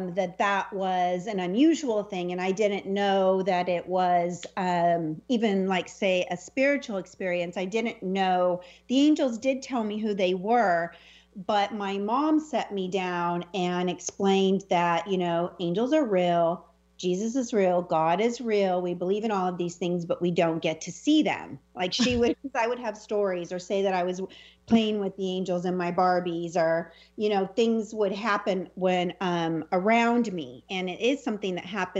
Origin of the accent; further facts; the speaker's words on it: Selma, California, United States; the house that I grew up in Salma, California, little raisin capital of the world.